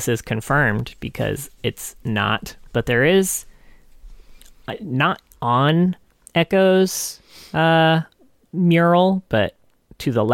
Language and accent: English; New England, United States; despite being from New England